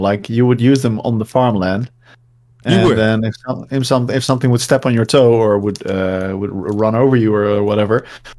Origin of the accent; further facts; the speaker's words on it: Netherlands; No, and I'm from the Netherlands.